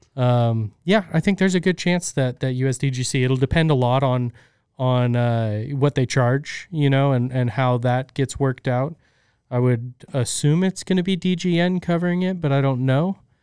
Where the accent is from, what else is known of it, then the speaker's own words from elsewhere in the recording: United States; We're American